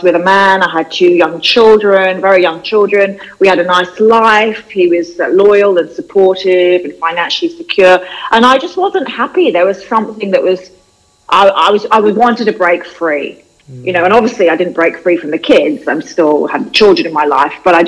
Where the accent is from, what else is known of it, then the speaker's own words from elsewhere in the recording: London, United Kingdom; moved away as an adult; now in Australia; I grew up in London, and I was a journalist in London, and I came to Australia 20 years ago